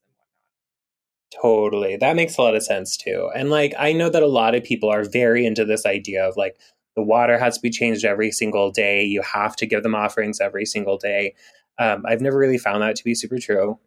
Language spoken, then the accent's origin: English; Big Island of Hawaii, United States; moved away; I grew up part time on the Big Island of Hawaii